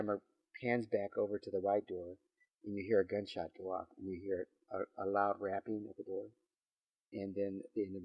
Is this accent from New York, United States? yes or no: no; McAllen, Texas, United States; where I live in McAllen, Texas, I'm from a border town.